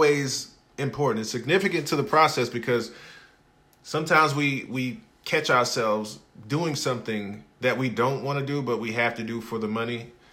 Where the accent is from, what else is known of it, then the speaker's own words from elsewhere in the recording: Hattiesburg, Mississippi, United States; I am from Hattiesburg, Mississippi, a small town